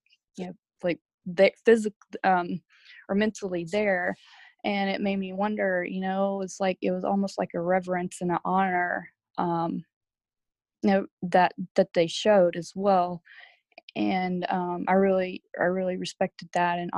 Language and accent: English; Alabama, United States; moved away as an adult; I grew up in Alabama, born there, raised there until I joined the military